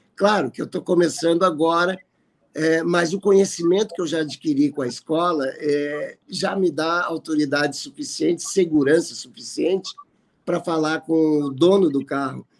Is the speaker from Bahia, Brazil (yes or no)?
no; Porto Alegre, Rio Grande do Sul, Brazil; sou aqui de Porto Alegre.